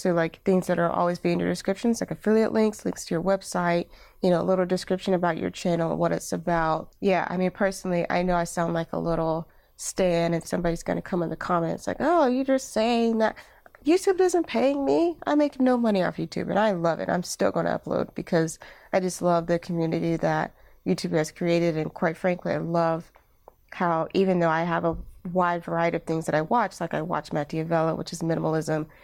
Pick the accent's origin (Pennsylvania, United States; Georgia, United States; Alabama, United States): Alabama, United States; moved away as an adult; now in Durham, United States; I am originally from Alabama, and, uh, when I moved to Durham, North Carolina